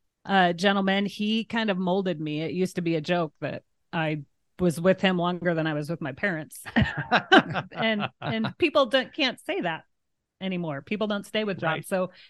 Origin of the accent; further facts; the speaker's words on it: Tecumseh, Nebraska, United States; born there; I was born in Tecumseh. So we, always went as a child.